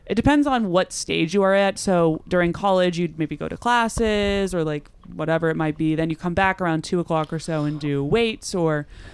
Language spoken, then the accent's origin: English; Rhode Island, United States; moved away; also born or lived in Texas; I'm from Rhode Island in New England